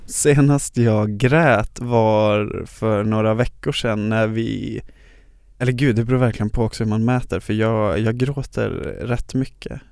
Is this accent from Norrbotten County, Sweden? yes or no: yes; Luleå, Norrbotten County, Sweden; moved away as an adult; now in Stockholm, Sweden; så kommer jag från Luleå där jag är born and raised